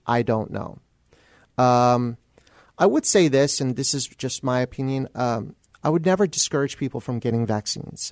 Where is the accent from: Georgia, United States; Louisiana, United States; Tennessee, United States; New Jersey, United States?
New Jersey, United States; moved away as an adult; also born or lived in Texas / San Antonio; I'm originally from New Jersey